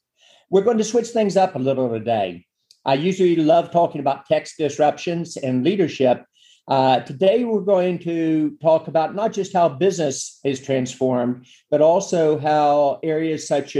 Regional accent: West Virginia, United States; born or raised there

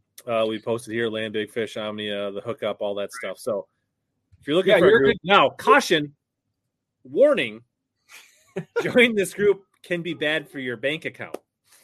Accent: Minnesota, United States; also born or lived in Lakeville, Minnesota; Yes, I am from Minnesota. I live just south of the cities in Lakeville.

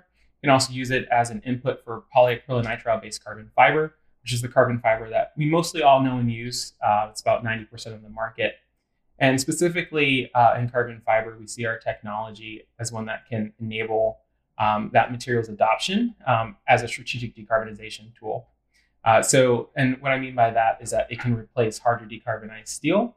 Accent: Western Pennsylvania, United States; moved away as an adult; also born or lived in Memphis, Tennessee; I'm actually originally from Western Pennsylvania.

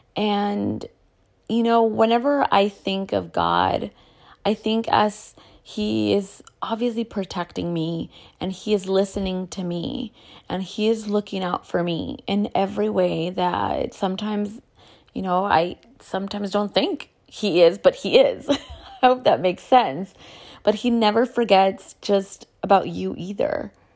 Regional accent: United States; As a Chicana, I grew up in the Catholic church

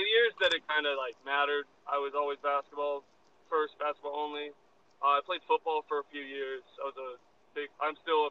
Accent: small town south of Madison, Wisconsin, United States; moved away as an adult; now in Des Moines, United States; I grew up in a pretty small town south of Madison, Wisconsin.

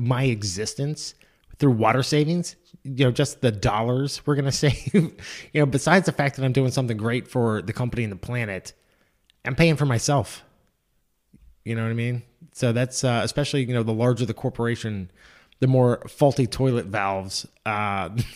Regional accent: Mount Airy, Maryland, United States; I grew up in Mount Airy, Maryland, in the United States, obviously.

